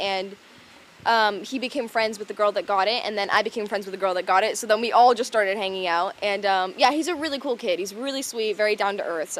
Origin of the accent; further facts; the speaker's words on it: Florida, United States; We're both from Florida, too, so we both know these levels of hotness very well.